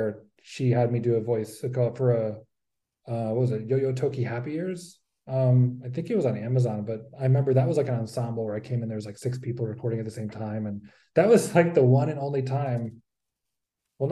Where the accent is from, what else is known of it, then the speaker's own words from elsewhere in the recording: Connecticut, United States; I grew up in Connecticut